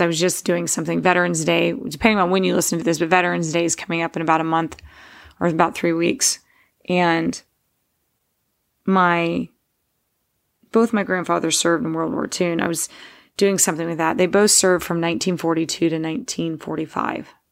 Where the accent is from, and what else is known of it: Steubenville, Ohio, United States; born or raised there